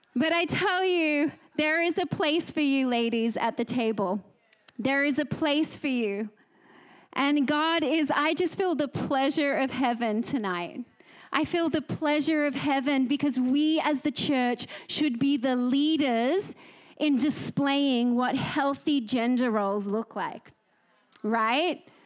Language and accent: English; Australia; now in Texas, United States; I'm Australian first and foremost